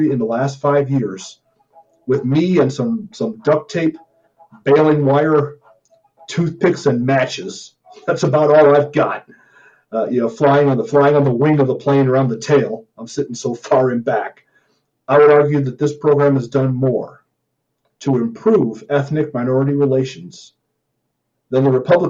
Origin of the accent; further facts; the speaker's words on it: Missouri, United States; I'm from Missouri